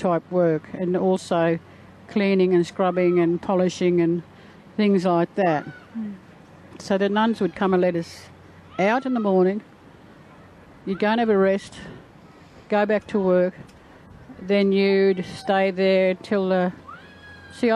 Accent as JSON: {"language": "English", "town": "Ipswich", "region": "Queensland", "country": "Australia", "tie": "born or raised there", "said": "I was born in Ipswich in 1947"}